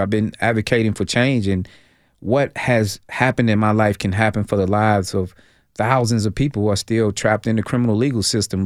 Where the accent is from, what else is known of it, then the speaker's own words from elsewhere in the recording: Nashville, Tennessee, United States; I'm originally from Nashville, Tennessee, South Nashville, migrated to Northeast Nashville